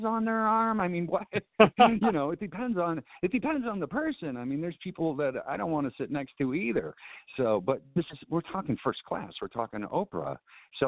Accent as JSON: {"language": "English", "town": "Chicago", "region": "Illinois", "country": "United States", "tie": "born or raised there", "said": "I was born and raised in Southern Illinois, but I was raised in Chicago. And I started going downtown to Chicago when I was like 6 years old"}